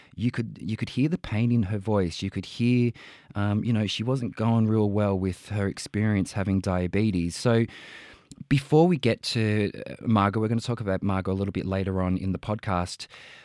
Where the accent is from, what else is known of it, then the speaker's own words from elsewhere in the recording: Sydney, New South Wales, Australia; I was born on Darug country in Blacktown.